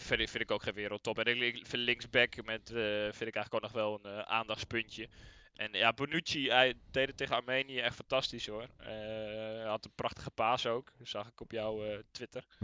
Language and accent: Dutch; Netherlands